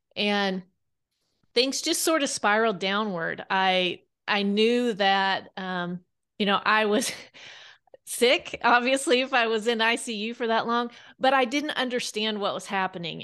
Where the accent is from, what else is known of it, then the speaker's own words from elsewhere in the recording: Kansas, United States; now in Bentonville, United States; I grew up in Kansas